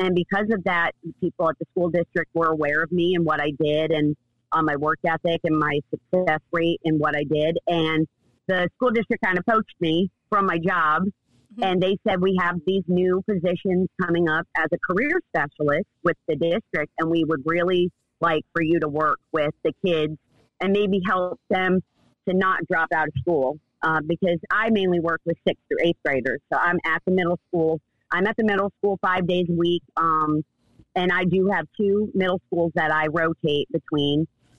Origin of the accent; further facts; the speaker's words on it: the South, United States; accent: Southern; now in Charleston, United States; But then whenever I go home or talk to anybody from New York, they're like, wow, you have a Southern accent.